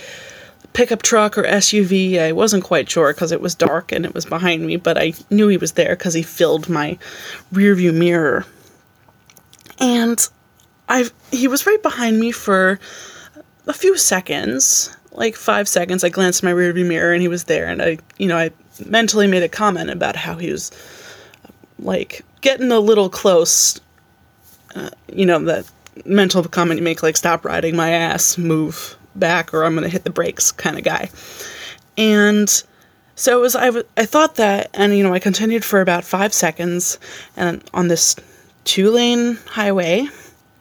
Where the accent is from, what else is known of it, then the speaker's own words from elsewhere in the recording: a town just outside of Albany, New York, United States; So I said I'm from Albany, but I grew up in a town just outside of Albany.